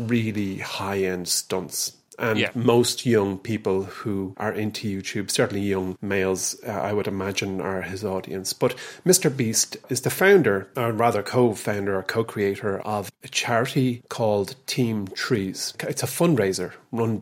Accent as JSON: {"language": "English", "country": "Ireland", "said": "being Irish, because we are a country that gives"}